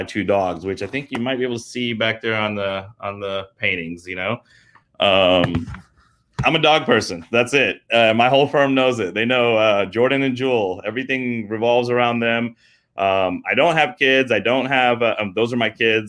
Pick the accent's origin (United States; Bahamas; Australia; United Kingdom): United Kingdom; England; moved away; I'm British, actually. I was born in England. My whole family's out from there